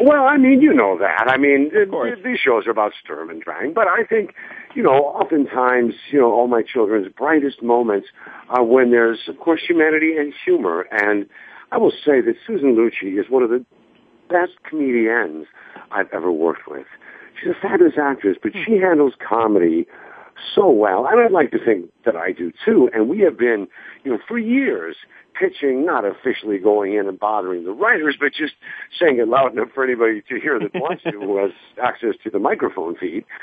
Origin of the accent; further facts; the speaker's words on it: Ottawa, Illinois, United States; moved away; I set up a community theater in my hometown of Ottawa, Illinois